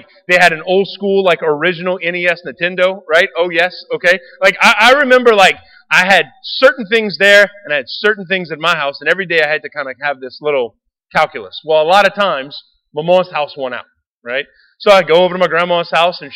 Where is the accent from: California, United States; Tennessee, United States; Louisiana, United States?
Louisiana, United States; Raceland; I grew up in Raceland.